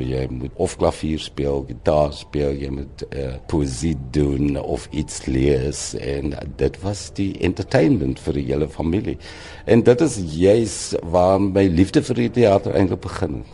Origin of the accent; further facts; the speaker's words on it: Boland, Western Cape, South Africa; also born or lived in Wellington / Ceres / Paarl; so word ek maar groot geword in die Boland